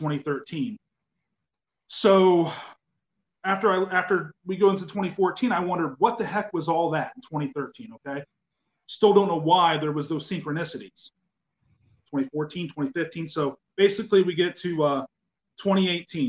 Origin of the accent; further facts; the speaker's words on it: outside of Mansfield, Ohio, United States; moved away; I'm originally from outside of Mansfield, Ohio